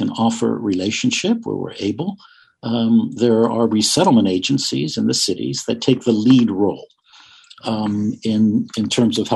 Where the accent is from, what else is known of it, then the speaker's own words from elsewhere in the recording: United States; as an American, yes, we're proud of our country, we love our country